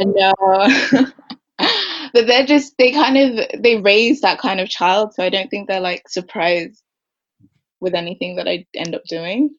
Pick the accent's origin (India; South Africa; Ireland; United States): Ireland; now in London, United Kingdom; I'm from London technically. I lived here until I was 10. Then we moved to Ireland